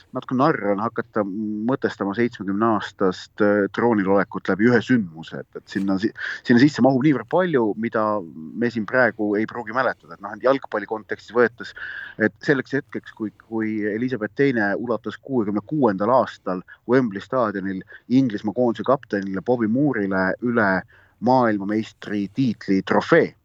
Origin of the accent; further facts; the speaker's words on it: Estonia; ma olen Eestist